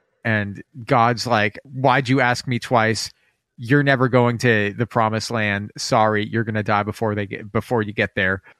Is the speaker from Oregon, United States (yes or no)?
yes; Oregon, United States; I grew up in Oregon